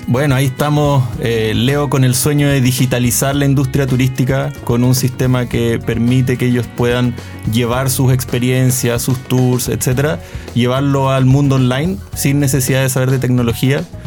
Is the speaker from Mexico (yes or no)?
no; Chile